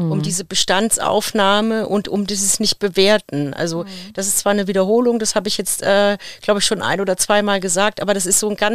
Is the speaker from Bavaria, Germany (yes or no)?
yes; Bavaria, Germany; Ich komme aus Unterfranken und ich liebe es, Bratwürste zu essen.